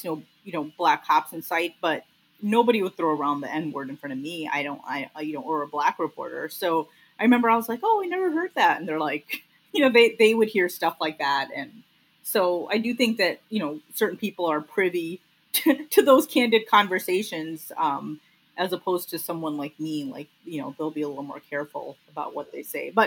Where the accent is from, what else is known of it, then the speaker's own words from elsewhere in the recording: Lincolnwood, Illinois, United States; I grew up in Lincolnwood